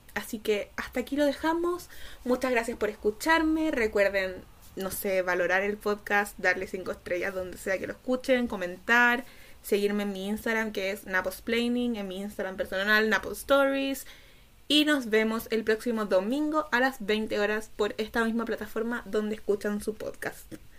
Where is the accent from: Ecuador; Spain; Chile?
Chile; Soy chilena y autista